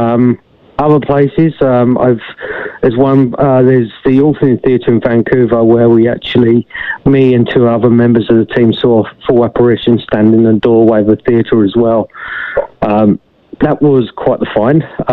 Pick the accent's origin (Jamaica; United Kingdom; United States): United Kingdom; England; moved away; I had a lot of incidences when I was younger in regards to the paranormal where I grew up in England.